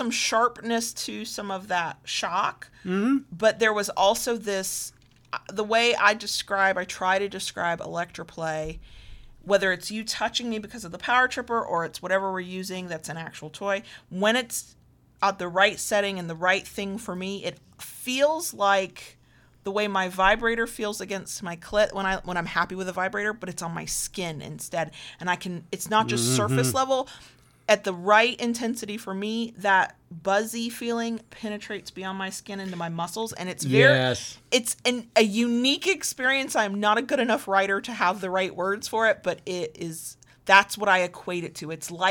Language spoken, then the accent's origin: English; the South, United States; accent: slight Southern; my slight Southern accent